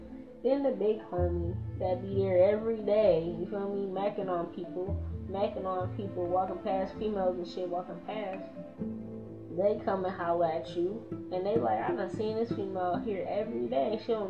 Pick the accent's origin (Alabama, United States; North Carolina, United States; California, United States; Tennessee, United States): North Carolina, United States; Winston-Salem; I'm from Winston-Salem, North Carolina.